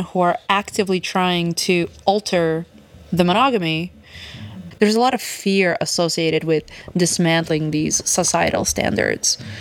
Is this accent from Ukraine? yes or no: yes; Odesa, Odesa Oblast, Ukraine; now in New York, United States; I was born in Odessa, Ukraine, back in the USSR still, and I moved here just two weeks before it all fell apart